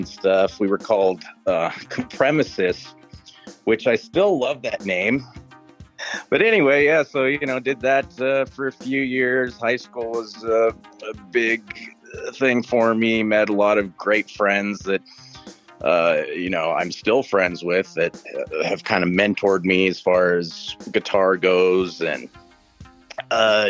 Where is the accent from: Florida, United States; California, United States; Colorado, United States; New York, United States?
Colorado, United States; Eagle; now in Grand Junction, United States; I grew up in Eagle